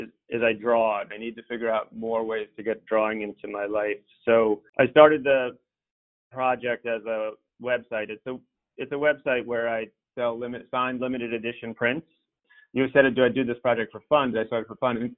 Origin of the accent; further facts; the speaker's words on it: New York, United States; I was a little self-conscious about my accent because I'm a, you know, American New Yorker